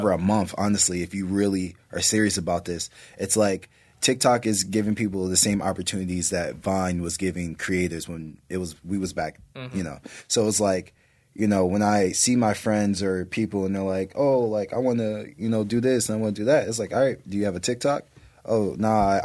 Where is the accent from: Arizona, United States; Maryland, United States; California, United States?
Maryland, United States; moved away; also born or lived in Chicago, Illinois; I was raised in Maryland. So like, you know, most of my true growth happened in Maryland and the DMV